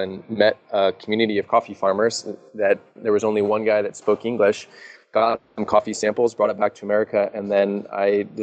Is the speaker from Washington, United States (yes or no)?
yes; Seattle, Washington, United States; I'm from Seattle